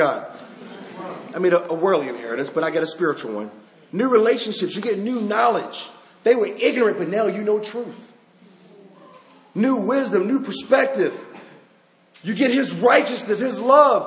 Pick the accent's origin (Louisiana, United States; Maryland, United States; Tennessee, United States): Maryland, United States; Baltimore; I'm from Baltimore